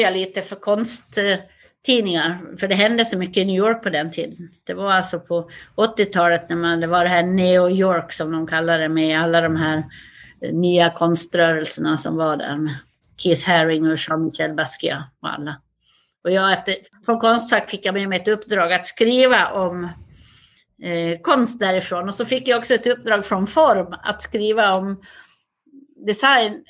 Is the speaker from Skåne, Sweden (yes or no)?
no; Västerdalarna, Dalarna County, Sweden; accent: Dalarna dialect (dalmål); moved away as an adult; also born or lived in United States / Stockholm; now in Paris, France; Jag kommer från en liten by i Västerdalarna med tusen invånare